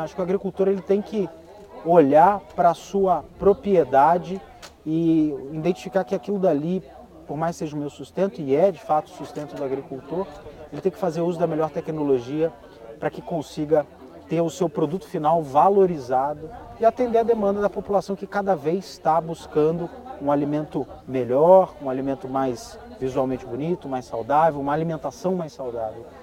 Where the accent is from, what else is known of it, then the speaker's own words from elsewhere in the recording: Brazil; a gente é brasileiro